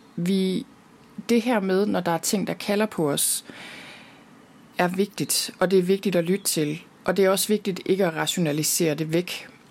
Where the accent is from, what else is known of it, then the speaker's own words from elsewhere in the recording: Denmark; derhjemme i Danmark